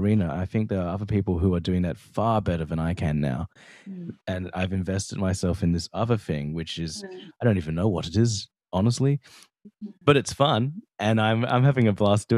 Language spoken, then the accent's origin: English; Australia; me being Australian